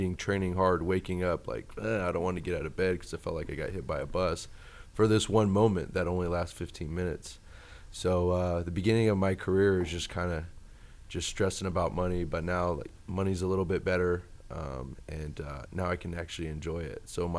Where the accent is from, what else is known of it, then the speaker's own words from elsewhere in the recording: Sacramento, California, United States; I grew up in Sacramento. Sacramento's my hometown